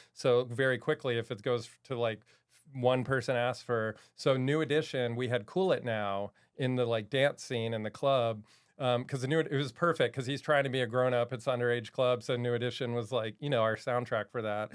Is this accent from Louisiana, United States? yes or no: no; Maryland, United States; moved away as an adult; also born or lived in New York; I grew up in Maryland.